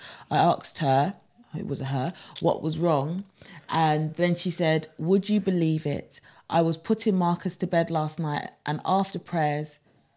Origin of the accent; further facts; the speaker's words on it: Jamaica; me being Jamaican, me being from the Caribbean